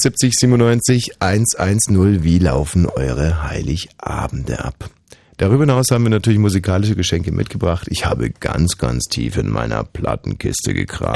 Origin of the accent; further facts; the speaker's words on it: Bavaria, Germany; da wo ich herkomme, ist jetzt nicht ganz China, sondern Bayern